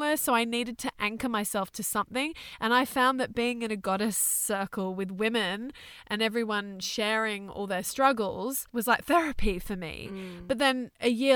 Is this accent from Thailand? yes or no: yes; Thailand; I was born in Thailand.